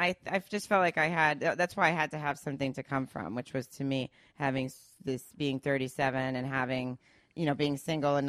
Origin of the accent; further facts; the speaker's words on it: Arkansas, United States; moved away as an adult; now in California, United States; I grew up in Arkansas, moved to California when I was 21.